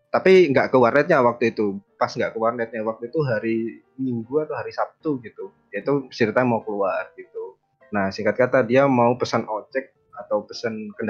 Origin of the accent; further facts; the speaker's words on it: Banyuwangi, East Java, Indonesia; gua di sekitaran Banyuwangi lah.